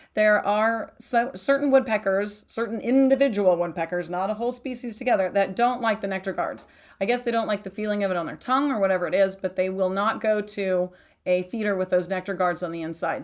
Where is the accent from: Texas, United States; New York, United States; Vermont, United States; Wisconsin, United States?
Texas, United States; also born or lived in East Coast; now in Arizona, United States; I grew up in Texas, and then I've lived on the East Coast